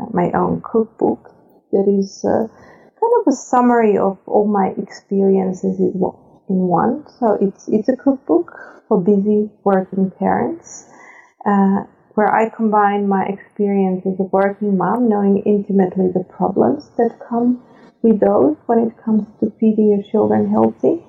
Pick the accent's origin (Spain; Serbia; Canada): Serbia; moved away as an adult; now in Netherlands; I'm originally from Serbia. I've been living in the Netherlands for 18 years now